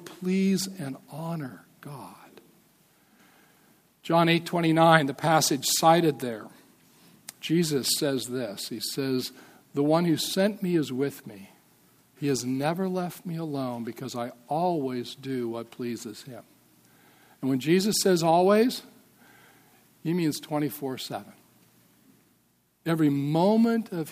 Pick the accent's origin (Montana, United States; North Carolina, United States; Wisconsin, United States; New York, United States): Montana, United States; I'm from Montana